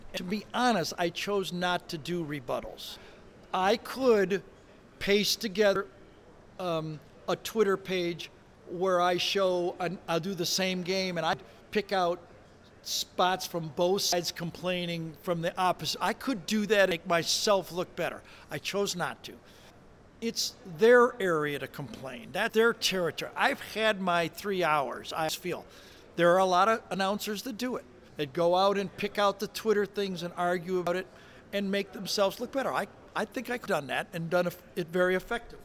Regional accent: Detroit, Michigan, United States; I'm from Detroit, okay? I grew up booing the Lions when I was a kid.

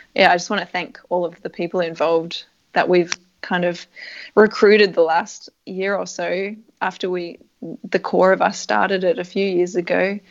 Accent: Canberra, Australian Capital Territory, Australia; moved away as an adult; also born or lived in Europe; where I grew up in Canberra is such a great place to live

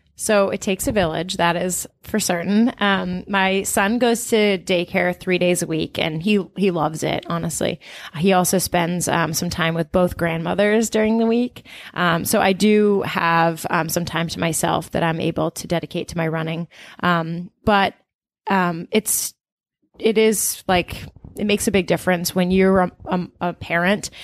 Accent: Portland, Maine, United States; also born or lived in Brooklyn; now in Boston, United States; I'm originally from Portland, Maine.

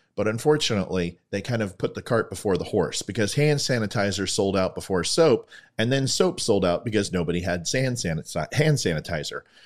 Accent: Ventura, California, United States; now in Purcellville, Virginia, United States; My current hometown, also my hometown in Ventura, California

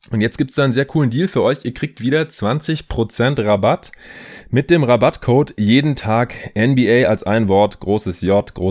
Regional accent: Stuttgart, Baden-Württemberg, Germany; wegen denen ich jetzt hier auch gerade in meiner alten Heimat in Stuttgart bin

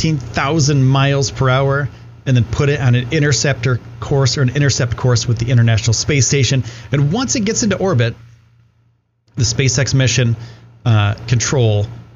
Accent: New York, United States; So he was, and this is pretty cool because I'm from New York.

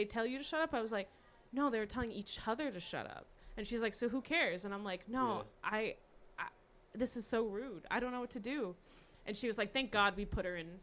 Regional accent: Houston, Texas, United States; also born or lived in Austin; So I'm from Houston, and growing up, I used to obviously listen to radio.

